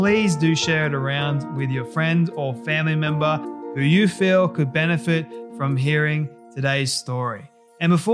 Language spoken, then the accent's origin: English; Australia; I'm Australian